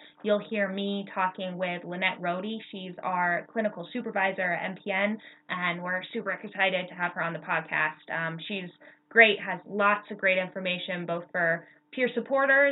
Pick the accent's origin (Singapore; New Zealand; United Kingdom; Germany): United Kingdom; England; now in Bozeman, United States; I'm British. My family's all British. I was born in England